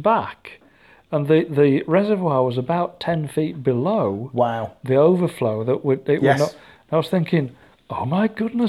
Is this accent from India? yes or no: no; United Kingdom; We are both British.